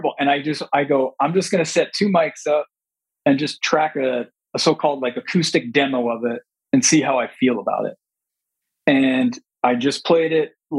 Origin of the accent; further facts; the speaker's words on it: Long Island, New York, United States; now in the desert (unspecified), United States; born and raised on Long Island.